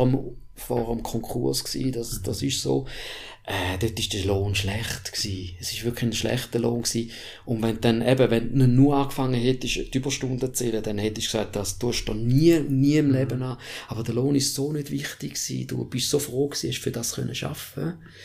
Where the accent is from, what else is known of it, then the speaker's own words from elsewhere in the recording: Switzerland; Ich bin in der Schweiz aufgewachsen.